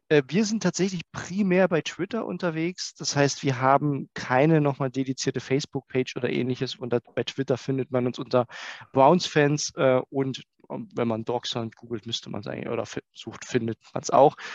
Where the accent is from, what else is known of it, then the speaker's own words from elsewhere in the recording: Saxony, Germany; Ja, ihr habt schon gesagt, Mike, ich komme äh, aus der Nähe von Dresden